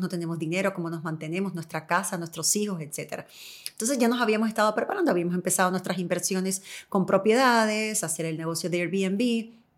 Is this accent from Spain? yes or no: no; Cuba; now in United States; yo soy cubana